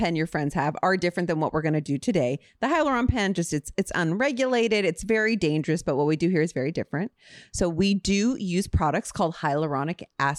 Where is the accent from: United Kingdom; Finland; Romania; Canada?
Canada; Ontario; Just from Ontario. I'm a girl from Ontario.